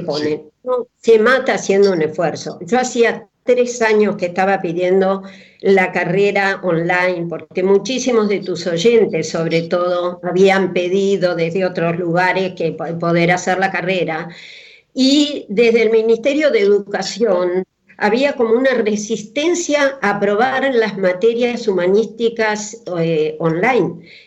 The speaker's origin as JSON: {"language": "Spanish", "town": "Coronel Suárez", "region": "Buenos Aires Province", "country": "Argentina", "tie": "born or raised there", "said": "Yo a los 10 años me fui una vez al hospital de Suárez, donde yo nací"}